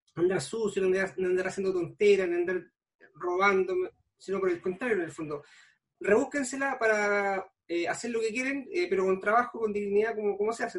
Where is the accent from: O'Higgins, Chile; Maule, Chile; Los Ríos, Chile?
O'Higgins, Chile; Pichilemu; soy nacido y criado en Pichilemo, toda la vida acá